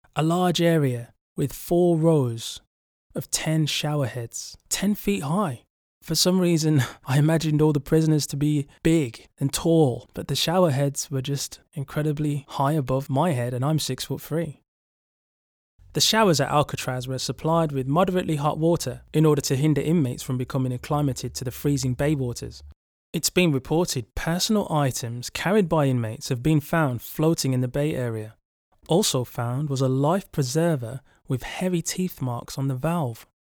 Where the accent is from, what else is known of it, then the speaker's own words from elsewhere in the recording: England, United Kingdom; They could tell I was from England